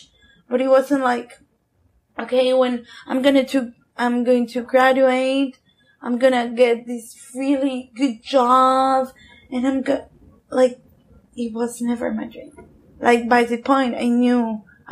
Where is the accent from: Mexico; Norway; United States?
Mexico; Mexico City; moved away as an adult; now in Nicaragua; I'm from Mexico